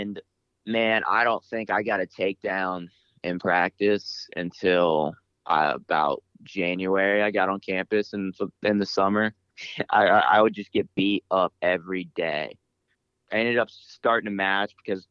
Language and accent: English; Columbus, Ohio, United States; Growing up in Columbus, wrestling's everywhere